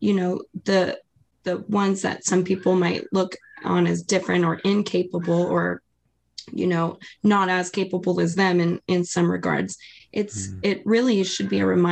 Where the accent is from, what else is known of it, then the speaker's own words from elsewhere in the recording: Maui, Hawaii, United States; I'm also from Hawaii. I'm from Maui, Hawaii.